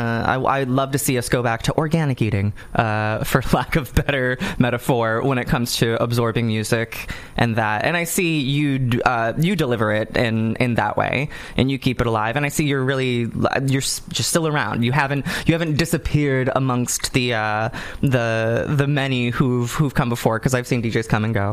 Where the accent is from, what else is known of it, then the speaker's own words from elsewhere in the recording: California, United States; I didn't grow up in a funky part of California. I did grow up in a very lovely part